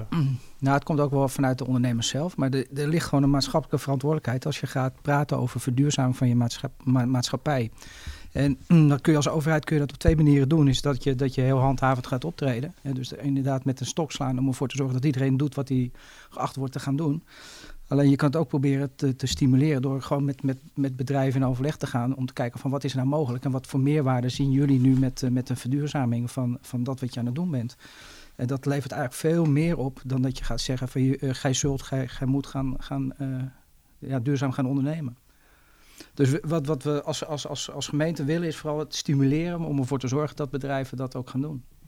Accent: Zaanstad, North Holland, Netherlands; ik ben ook inwoner van Zaanstad

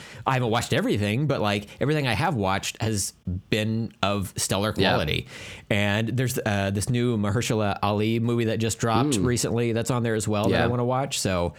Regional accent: India; I hesitated doing the voice when I'm Indian. Like, that's the one accent I can't get away with.

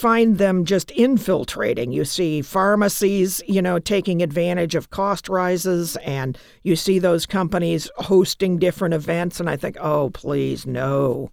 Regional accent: United States; I'm an American

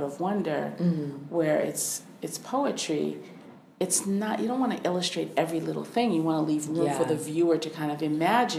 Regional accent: New England, United States; I was born in New England

